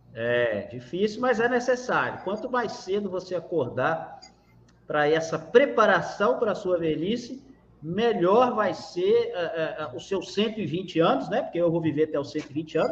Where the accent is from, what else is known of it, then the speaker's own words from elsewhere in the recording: Minas Gerais, Brazil; Eu sou mineiro, uai! Moro em Minas Gerais, é, consegui agora voltar para minha cidade natal